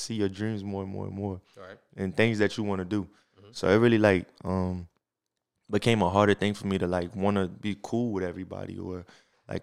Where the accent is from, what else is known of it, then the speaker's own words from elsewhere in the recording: New Orleans, Louisiana, United States; I'm definitely from New Orleans